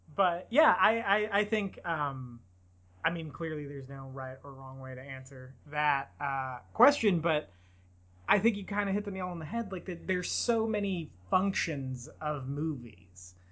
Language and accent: English; Bakersfield, California, United States; in and around my hometown, and they used a lot of the archives from the oil museum here in Bakersfield